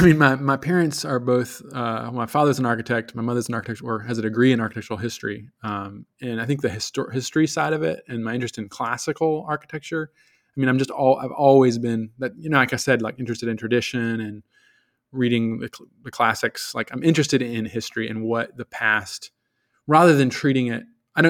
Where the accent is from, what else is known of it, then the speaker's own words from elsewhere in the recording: Richmond, Virginia, United States; I'm originally from Virginia, all over Richmond, Virginia, just terrorized the city on a little, at 35 miles per hour.